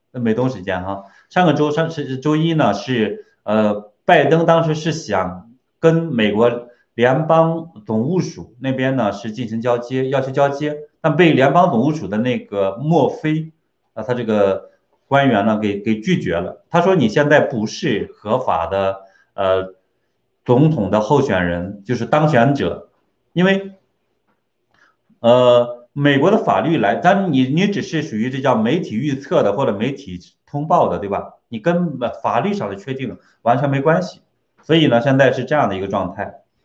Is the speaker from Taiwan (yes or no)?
no; China; 我们中国人都特别聪明